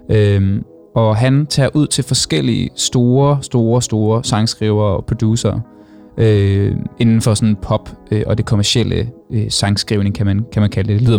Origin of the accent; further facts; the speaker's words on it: Copenhagen, Capital Region of Denmark, Denmark; Jeg er en dårlig københavner